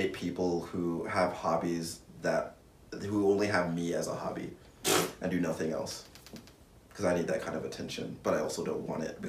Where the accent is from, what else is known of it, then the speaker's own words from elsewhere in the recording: Hawaii, United States; And thank you to me. I'm from Hawaii.